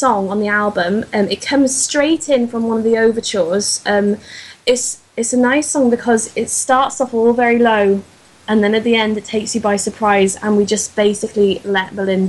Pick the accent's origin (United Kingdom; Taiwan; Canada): United Kingdom; Wales; We're in Wales. We're in Wales, so we get out of it. We can blame all the English, but we're Welsh